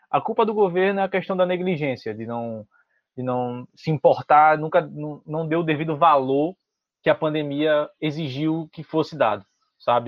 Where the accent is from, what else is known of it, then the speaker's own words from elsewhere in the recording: Brazil; also born or lived in Recife; a gente como brasileiro